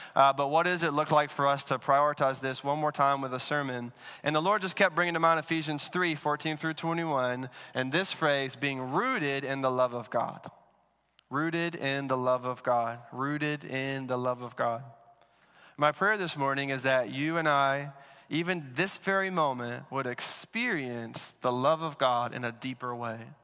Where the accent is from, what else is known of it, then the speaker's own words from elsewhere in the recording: Alabama, United States; now in Washington, D.C., United States; I'm from Alabama